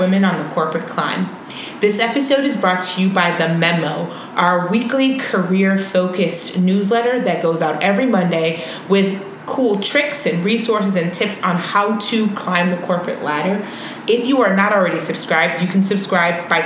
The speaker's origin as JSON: {"language": "English", "town": "Chicago", "region": "Illinois", "country": "United States", "tie": "born or raised there", "said": "we were raised in Chicago"}